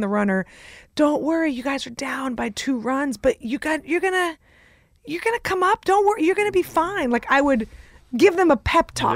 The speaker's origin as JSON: {"language": "English", "town": "San Francisco", "region": "California", "country": "United States", "tie": "born or raised there", "also_born_or_lived": "Russia", "second_language": "English", "moved": "yes", "said": "I'm from San Francisco, that's where I grew up"}